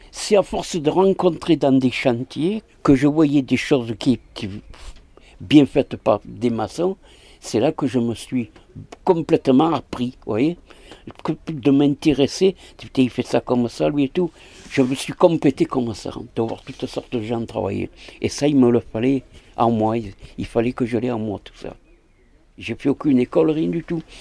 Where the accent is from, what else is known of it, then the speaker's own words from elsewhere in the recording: Aix-en-Provence, Provence-Alpes-Côte d'Azur, France; born there; je suis né le 5-5-47 à Aix-en-Provence.